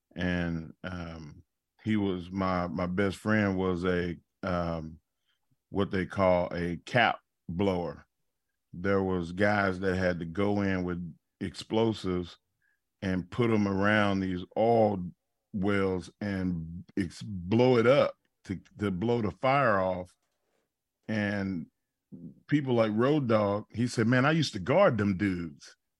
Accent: United States; proud of being an American

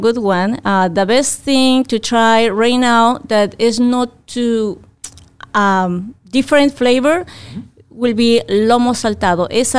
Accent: Peru; now in Fairfield Township, United States; I am originally from Peru, but I live in Fairfield Township.

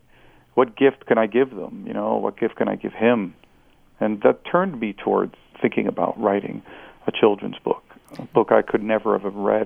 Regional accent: United States; English is a second language; I immigrated to the United States at 6 years old

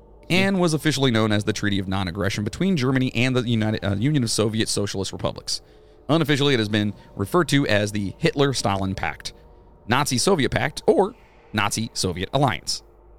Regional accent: England, United Kingdom; I'm English as shit, which means you're a lot of English, too.

